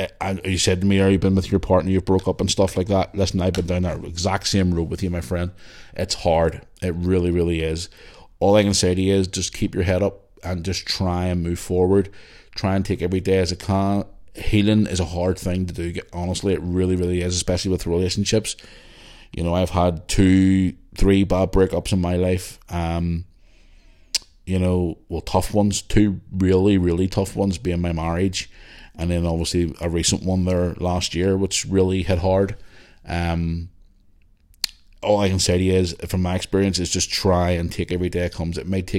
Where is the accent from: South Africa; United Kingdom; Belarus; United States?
United Kingdom; Belfast, Northern Ireland; As a Catholic girl growing up in Belfast, I grew up around the Troubles like yourself, around the 80s, early 90s